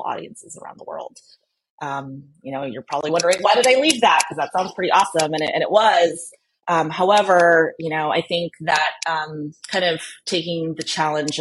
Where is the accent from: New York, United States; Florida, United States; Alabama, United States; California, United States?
California, United States; also born or lived in Philippines; I grew up here in California, but was born in the Philippines, and so my family and I immigrated to the U.S. when I was 5